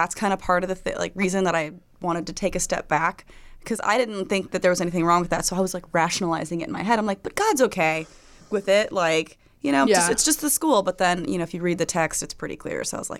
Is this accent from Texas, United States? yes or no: no; Florida, United States; born or raised there